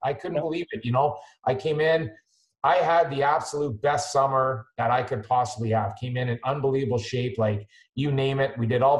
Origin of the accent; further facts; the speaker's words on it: Moncton, New Brunswick, Canada; I come from Moncton.